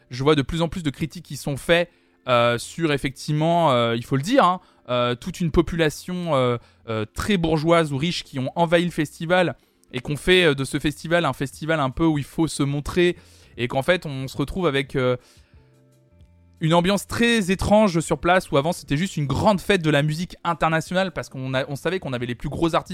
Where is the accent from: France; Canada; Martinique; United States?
United States; moi je suis américain, je kiffe des artistes français.